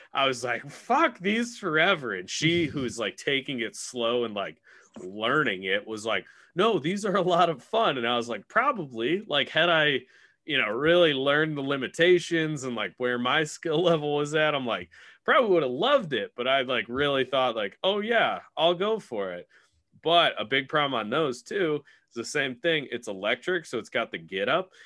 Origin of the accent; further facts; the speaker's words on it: Illinois, United States; I'm from Illinois.